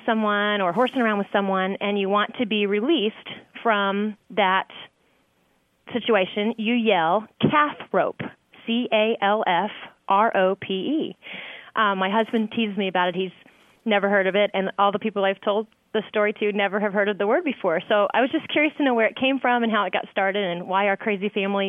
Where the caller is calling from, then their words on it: Evansville, Indiana, United States; Evansville, Indiana.